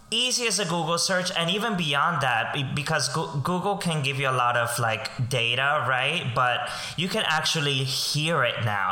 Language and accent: English; Colombia; now in New York, United States; I am um, a Colombian immigrant. I grew up in Colombia